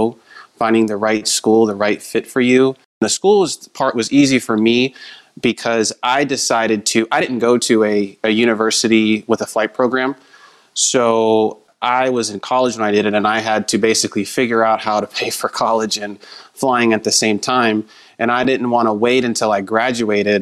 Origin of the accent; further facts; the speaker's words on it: Southern California, United States; I grew up in Southern California